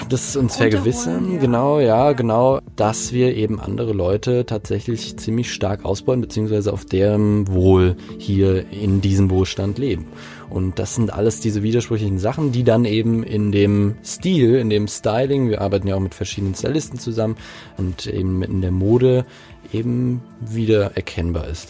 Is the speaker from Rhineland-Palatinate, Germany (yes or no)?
yes; Mainz, Rhineland-Palatinate, Germany; ich komme aus Mainz, genauer gesagt aus Laubenheim